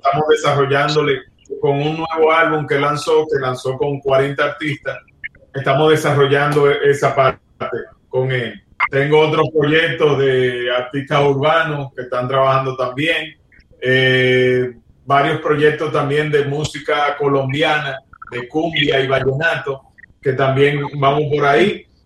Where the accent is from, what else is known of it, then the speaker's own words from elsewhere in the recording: Dominican Republic; yo soy de República Dominicana donde lo que se juega es béisbol